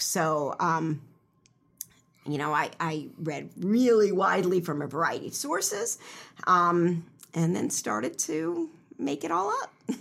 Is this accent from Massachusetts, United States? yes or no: no; Elkins Park, Pennsylvania, United States; also born or lived in Israel; I grew up in Elkins Park, which is in Cheltenham Township, just, you know, twenty-five minutes from here, from Drexel by train